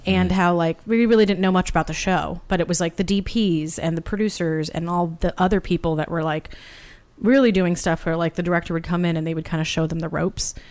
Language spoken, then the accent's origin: English; Santa Barbara, California, United States; moved away as an adult; also born or lived in Boston; now in Los Angeles, United States; I'm originally from Santa Barbara